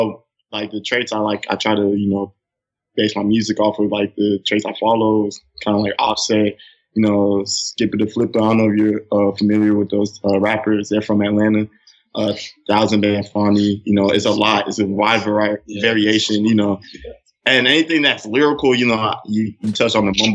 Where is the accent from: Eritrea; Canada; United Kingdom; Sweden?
Eritrea; now in Houston, United States; I'd rather go to my music back home in Eritrea. I'm from Eritrea